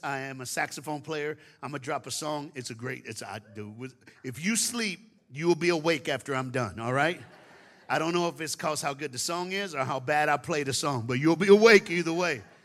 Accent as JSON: {"language": "English", "region": "Tennessee", "country": "United States", "tie": "born or raised there", "moved": "yes", "lives_now": "Dallas, United States", "said": "I was born in Tennessee and I live in Dallas, Texas. So I'm a Southern man"}